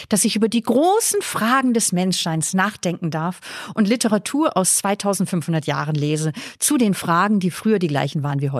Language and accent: German; Northern Germany, Germany; now in Vienna, Austria; Man hört mein Mundwerk an, ich komme aus Deutschland, habe ich vorhin eh gesagt